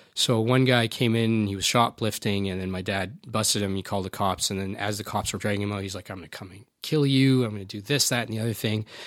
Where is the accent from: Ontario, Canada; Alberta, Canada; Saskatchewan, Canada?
Alberta, Canada; I've been born and raised here, and I grew up in Alberta